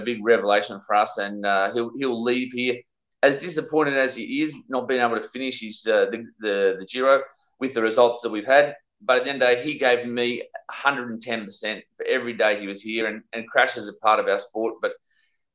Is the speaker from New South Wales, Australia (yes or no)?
yes; Sydney, New South Wales, Australia; I grew up in Sydney